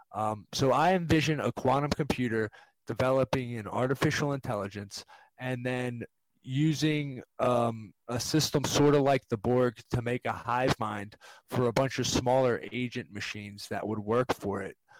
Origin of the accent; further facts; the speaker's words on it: Maryland, United States; we're from Maryland, the University of Maryland.